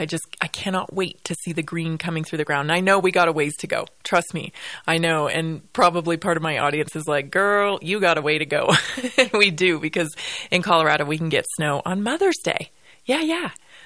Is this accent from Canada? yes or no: yes; British Columbia, Canada; Yeah, I'm from British Columbia. We didn't really get a lot of snow when I was growing up, especially.